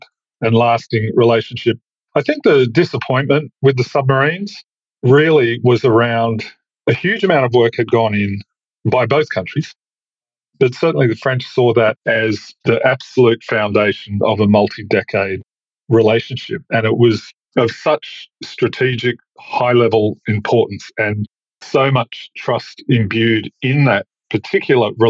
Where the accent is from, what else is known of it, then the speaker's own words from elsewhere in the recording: Australia; as an Australian